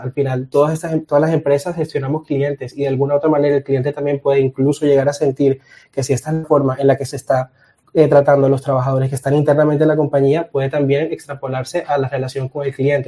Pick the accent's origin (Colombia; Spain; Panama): Colombia; Soy de Colombia